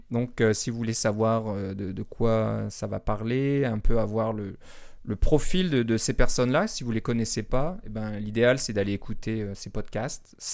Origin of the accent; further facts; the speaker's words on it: Toronto, Ontario, Canada; born there; Mon Québec n'est pas natal, malheureusement.